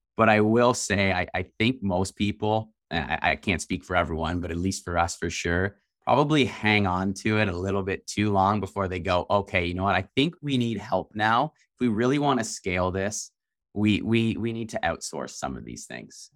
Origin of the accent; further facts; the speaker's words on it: Canada; We're from Canada